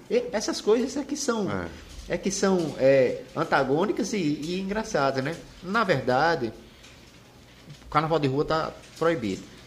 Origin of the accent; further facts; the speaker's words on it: Arapiraca, Alagoas, Brazil; da minha terra, né? Nossa Arapiraca